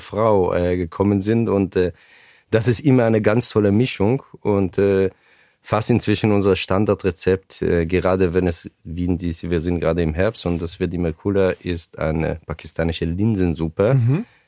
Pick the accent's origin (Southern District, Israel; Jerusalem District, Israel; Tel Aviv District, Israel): Southern District, Israel; a kibbutz in the Negev Desert; German is a second language; moved away as an adult; also born or lived in Ramat Gan; now in Frankfurt, Germany; dort ist mein Kibbutz, wo ich aufgewachsen bin, wo auch meine Eltern heute leben.